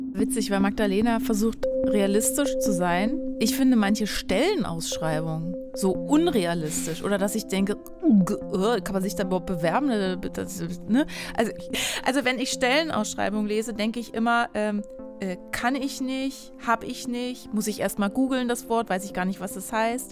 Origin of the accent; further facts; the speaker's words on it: Berlin, Germany; ich bin ja leider gebürtige Berlinerin